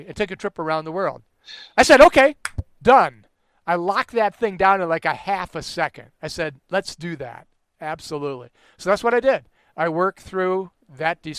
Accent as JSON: {"language": "English", "country": "United States", "said": "just being an American, you're so much wealthier"}